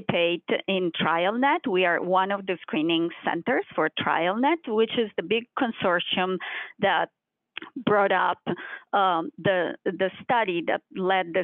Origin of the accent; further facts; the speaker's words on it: Sardinia, Italy; moved away as an adult; also born or lived in Pittsburgh, Pennsylvania; now in Orlando, United States; I come from Sardinia region in Italy with the second highest incidence of type 1 diabetes in the world.